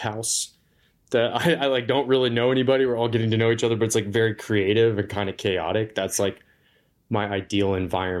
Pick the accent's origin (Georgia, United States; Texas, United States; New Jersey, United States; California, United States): Georgia, United States; Atlanta; moved away as an adult; also born or lived in Indianapolis, Indiana / Navajo Nation; now in Moab, United States; Then I lived in the metro Atlanta area for 13 years. That's where I've lived like most of my life, I'd say. That's probably the most influential place.